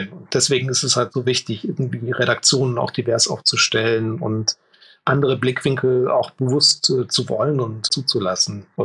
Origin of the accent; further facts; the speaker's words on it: East Germany, Germany; Also ich bin auch Ostdeutscher